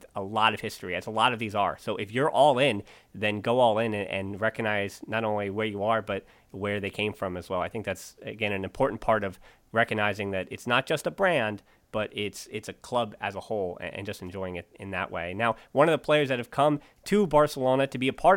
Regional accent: United States; growing up in the States

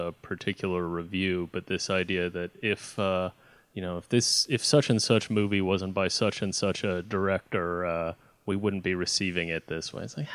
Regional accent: United States; I'm from the United States

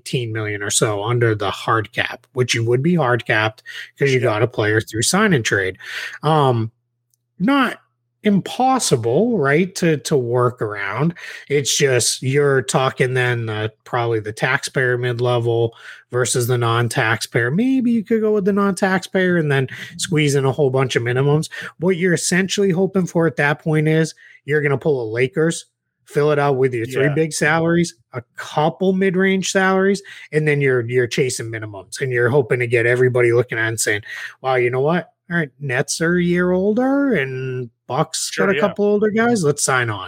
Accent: Bridgewater, Massachusetts, United States; moved away as an adult; My hometown of Bridgewater

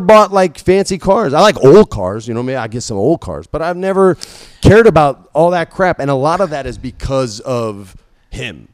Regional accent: New Mexico, United States; I grew up in New Mexico

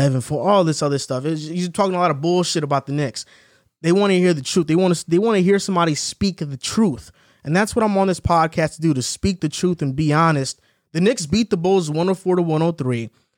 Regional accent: Toronto, Ontario, Canada; I used to watch Toronto all the time. I'm from Toronto, so I knew it was coming.

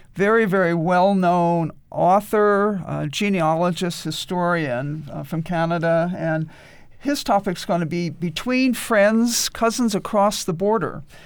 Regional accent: New York, United States; moved away; also born or lived in Boston; I was born in Boston, raised in New York

